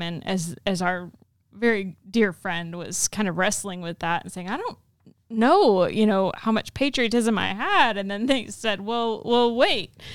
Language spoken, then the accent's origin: English; the Bible Belt, United States; in my childhood growing up in the Bible Belt